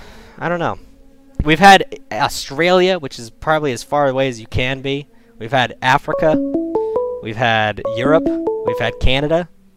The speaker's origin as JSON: {"language": "English", "country": "Ireland", "said": "I would love to call, but I'm from Ireland."}